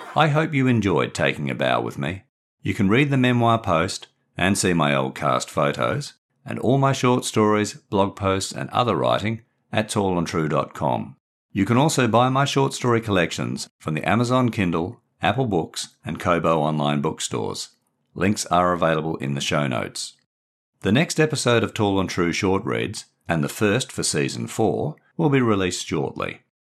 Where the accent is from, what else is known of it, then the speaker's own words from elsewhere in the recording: Australia; moved away as an adult; also born or lived in Brighton, England / Windsor, England; In nineteen ninety-six, I returned to Australia.